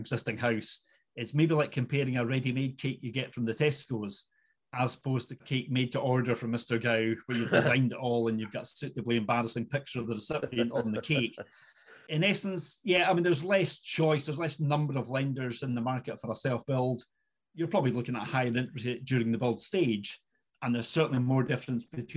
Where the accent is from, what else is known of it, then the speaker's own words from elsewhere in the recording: Inverness, Scotland, United Kingdom; I am indeed born and bred in Inverness